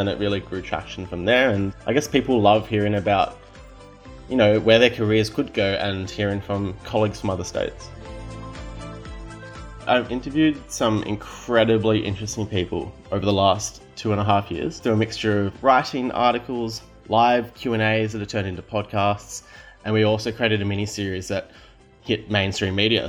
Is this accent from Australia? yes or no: yes; Victoria, Australia; now in Northern Territory, Australia; I'm originally from Victoria and I'm now residing in the Territory